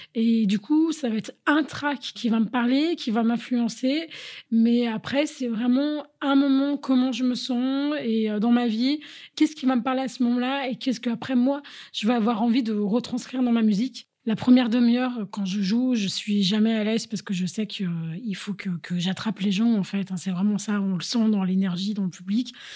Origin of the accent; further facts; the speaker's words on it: Paris, Île-de-France, France; moved away as an adult; also born or lived in London; now in Berlin, Germany; avec ma culture de française, euh, je viens de Paris